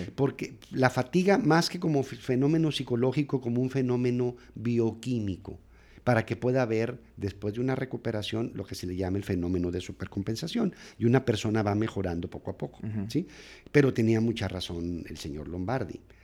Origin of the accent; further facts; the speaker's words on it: Nogales, Sonora, Mexico; moved away as an adult; also born or lived in Torreón, Coahuila, Mexico; now in Monterrey, Mexico; Yo, soy nacido en Torreón, pero crecido en, la frontera de Nogales, Sonora